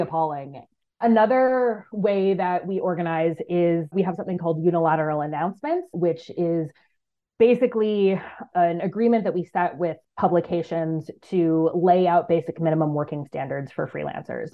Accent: United States; moved away as an adult; also born or lived in East Africa; my home country of the United States

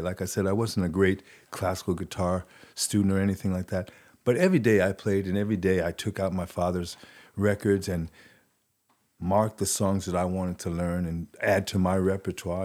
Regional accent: New York City, New York, United States; accent: New York; moved away as an adult; also born or lived in Paris; growing up in New York City, New York City is like a separate country.

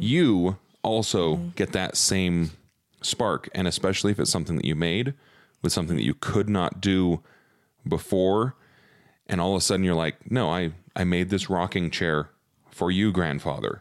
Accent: Provo, Utah, United States; I grew up in Provo

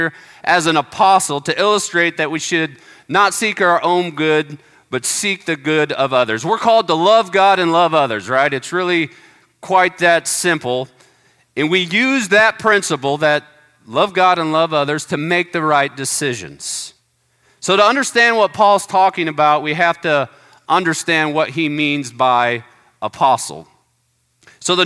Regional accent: United States; we're Americans

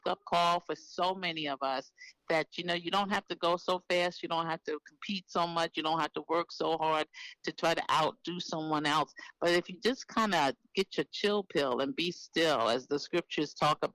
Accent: New York City, New York, United States; being from a city like New York City, I'm from Harlem, New York

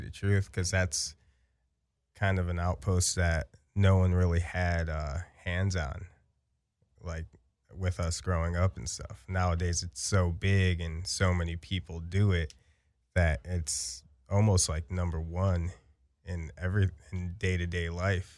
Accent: Chicago, Illinois, United States; now in Los Angeles, United States; growing up in Chicago, it was like a little bit slower pace

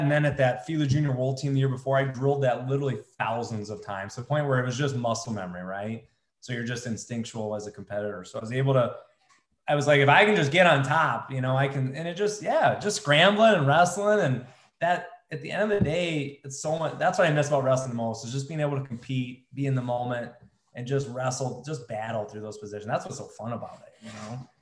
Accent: United States

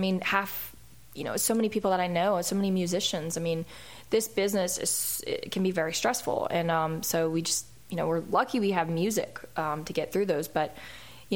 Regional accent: Philadelphia, Pennsylvania, United States; now in Nashville, United States; that's my hometown

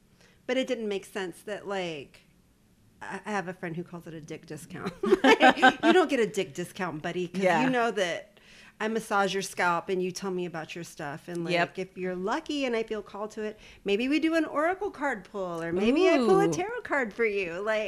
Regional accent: Corpus Christi, Texas, United States; It's a flex to be from Texas.

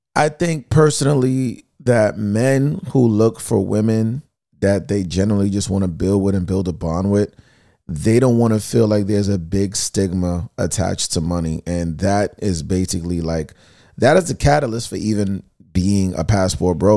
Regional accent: New York City, New York, United States; I'm from Queens

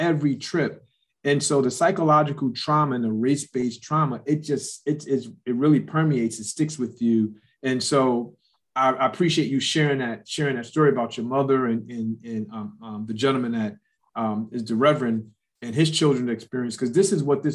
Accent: New York City, New York, United States; I grew up in South Jamaica, Queens

